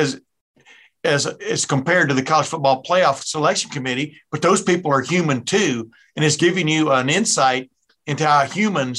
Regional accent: East Texas, United States; moved away; I grew up in East Texas

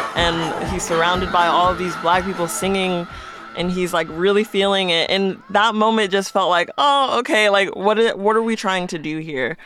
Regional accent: Las Vegas, Nevada, United States; growing up in Vegas

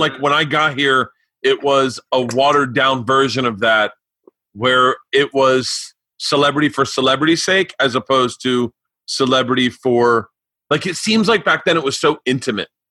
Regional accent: Florida, United States; moved away; I grew up in Florida

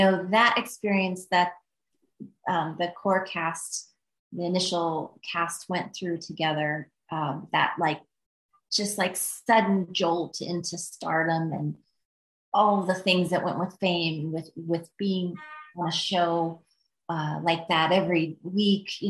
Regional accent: Midwest, United States; I'm from the Midwest

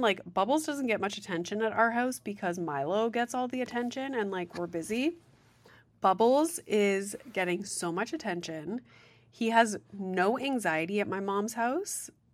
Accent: Sudbury, Ontario, Canada; also born or lived in Guelph; I'm from Sudbury.

